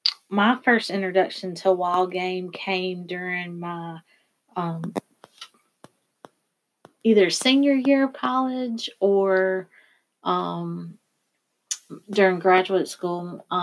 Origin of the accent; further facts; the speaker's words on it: Gulfport, Mississippi, United States; I grew up on the Mississippi Gulf Coast in a city called Gulfport, Mississippi. And that is my hometown. That's where I was born and raised. And we lived in a little community called East Park.